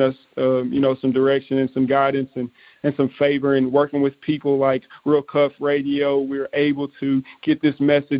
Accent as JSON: {"language": "English", "region": "East Texas", "country": "United States", "tie": "born or raised there", "said": "We were able to minister to many, many people in my hometown in East Texas"}